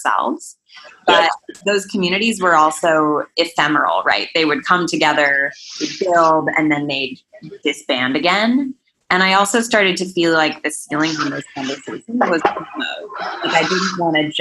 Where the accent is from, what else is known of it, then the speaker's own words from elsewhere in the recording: Boulder, Colorado, United States; I grew up in Boulder, Colorado